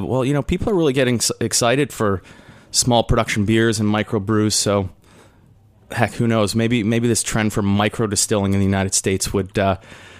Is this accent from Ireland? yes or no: no; Canada; I am Canadian